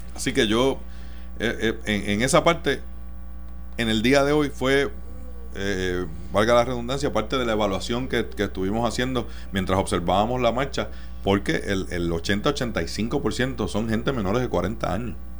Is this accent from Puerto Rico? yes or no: yes; Mayagüez, Puerto Rico; yo nací y me crié en Mayagüez, en el oeste